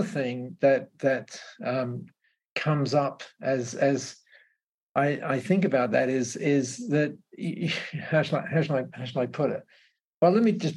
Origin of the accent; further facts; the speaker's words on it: Australia; I was regarded as an Aussie bloke